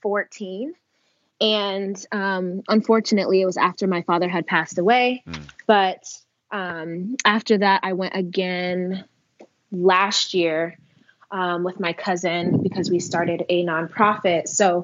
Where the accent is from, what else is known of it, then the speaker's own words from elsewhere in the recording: Las Vegas, Nevada, United States; also born or lived in Uganda; I'm originally from Uganda. I was born there, but I grew up in Las Vegas, Nevada.